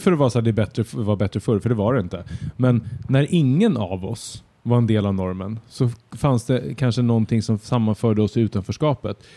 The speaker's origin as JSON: {"language": "Swedish", "town": "Södertälje", "region": "Stockholm County", "country": "Sweden", "tie": "born or raised there", "said": "När jag växte upp i Södertälje"}